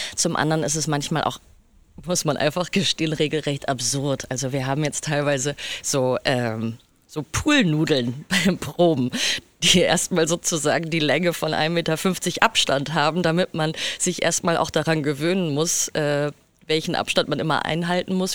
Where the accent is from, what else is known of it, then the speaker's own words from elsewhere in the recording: Essen, North Rhine-Westphalia, Germany; now in Düsseldorf, Germany; Ich äh, komme klassischerweise aus dem Ruhrgebiet. Aus Essen.